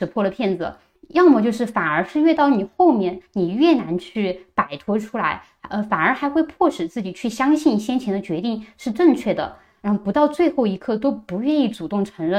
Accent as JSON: {"language": "Chinese", "country": "China", "said": "从一开始说我非法入境北京，我一个中国人，中国护照，我进中国怎么就是非法入境了呢？"}